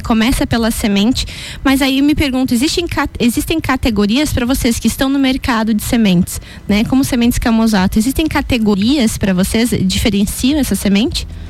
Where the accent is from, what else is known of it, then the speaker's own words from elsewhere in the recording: Canoinhas region, Santa Catarina, Brazil; Eu sou da região de Canoinhas, que é norte do estado